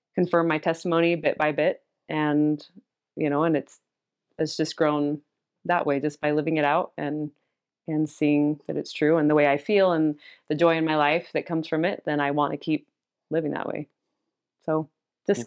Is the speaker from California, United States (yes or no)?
no; Cottonwood Heights, Utah, United States; I grew up in Cottonwood Heights